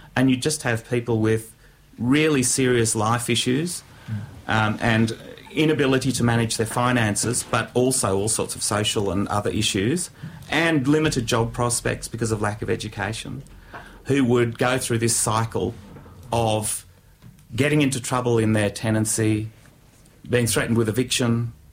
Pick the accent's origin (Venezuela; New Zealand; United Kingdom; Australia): Australia; Canberra, Australian Capital Territory; I grew up in Canberra